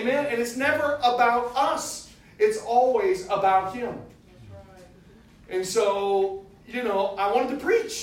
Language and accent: English; United States; we're from the United States.